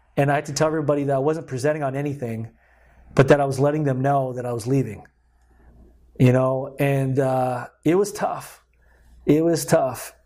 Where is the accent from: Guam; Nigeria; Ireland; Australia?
Guam; moved away as an adult; I was born and raised in Guam for about twenty years of my life